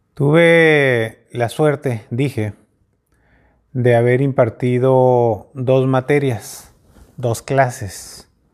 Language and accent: Spanish; Mexico; como mexicanos